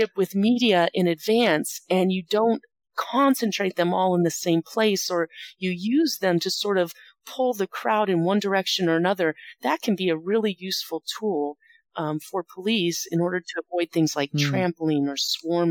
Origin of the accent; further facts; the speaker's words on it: Las Vegas, Nevada, United States; my hometown is Las Vegas. That's where I'm a professor of criminal justice at the University of Nevada, Las Vegas.